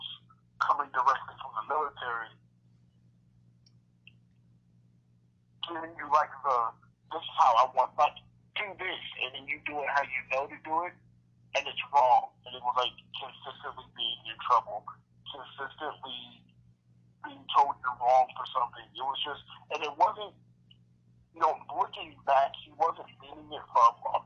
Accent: Omaha, Nebraska, United States; Growing up in North Omaha

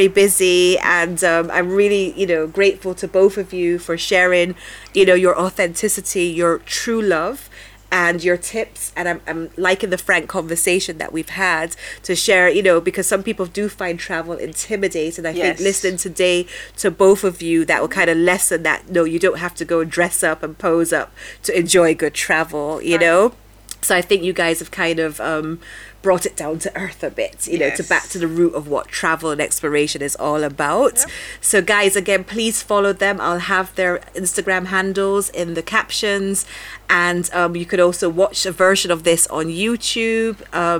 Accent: Jamaica; being Jamaican, I would like to go to Ghana and Nigeria because of that historical connection as well.

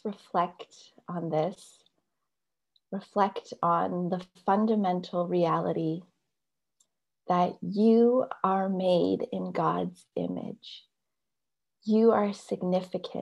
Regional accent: Canada; I'm Canadian and yet I do have this Chinese heritage

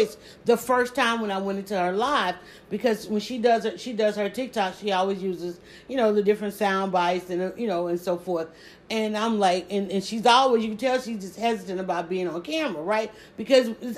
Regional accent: the South, United States; accent: southern; I have a southern accent

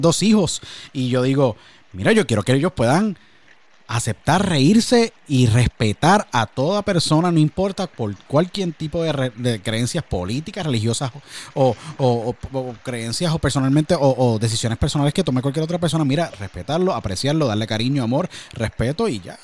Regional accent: Puerto Rico; moved away; yo vengo de Puerto Rico igual

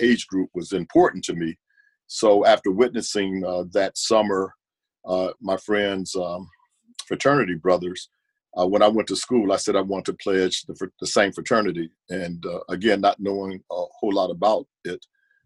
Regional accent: Warrensville Heights, Ohio, United States; also born or lived in Nashville, Tennessee; my own experience growing up in Warrensville Heights was a mixed community as well.

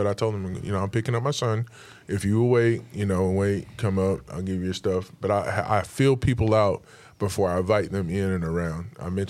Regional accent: the South, United States; moved away; when I was born and raised in the South.

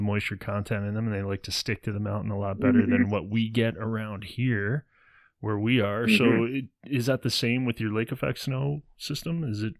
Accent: Ontario, Canada; I grew up in lake effect snow country. Well, Chad and I both, we're both from Ontario, Canada

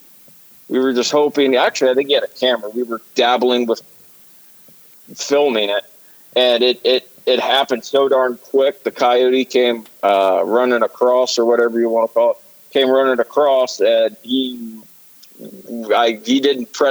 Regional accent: Southeast Pennsylvania, United States; I'm from Southeast PA

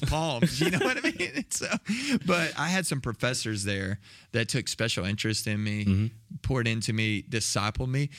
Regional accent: south of Waco, Texas, United States; Grew up in Texas, south of Waco

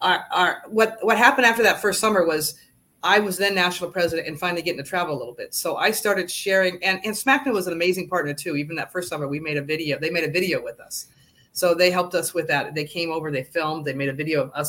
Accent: California, United States; I grew up in California, and in California, everybody's full mechanical

